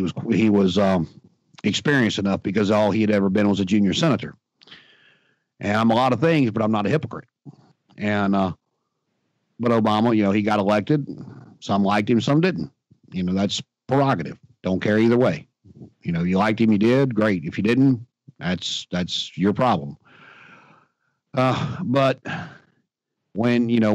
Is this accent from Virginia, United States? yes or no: yes; Martinsville, Virginia, United States; I'm from Martinsville, Virginia